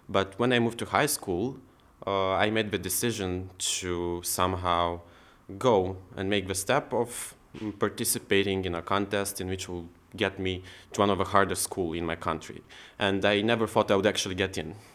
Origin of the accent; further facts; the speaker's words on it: Moldova; I'm from Republic of Moldova.